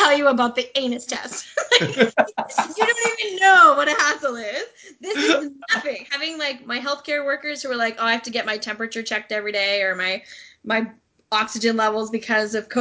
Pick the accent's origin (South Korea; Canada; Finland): Canada; Vancouver Island, British Columbia; moved away as an adult; also born or lived in England / Japan / Ontario; I'm from Vancouver Island